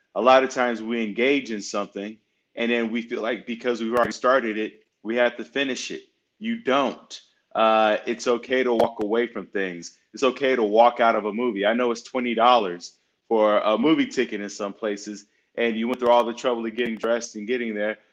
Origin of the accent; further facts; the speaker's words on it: Chicago, Illinois, United States; I'm from the north side of Chicago, and uh, growing up in a single-parent home in a Section 8 building